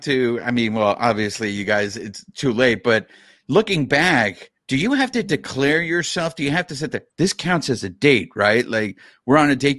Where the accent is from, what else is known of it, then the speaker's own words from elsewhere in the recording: Los Angeles, California, United States; We're from Los Angeles.